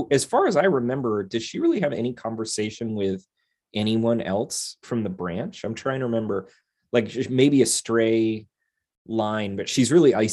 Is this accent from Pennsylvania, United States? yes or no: yes; Pennsylvania, United States